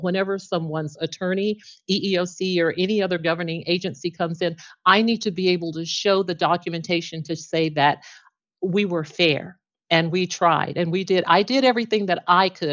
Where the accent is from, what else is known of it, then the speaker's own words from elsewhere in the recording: Texarkana, Texas, United States; now in Plano, United States; I started my local government journey, um, in my hometown of Texarkana back in nineteen eighty-eight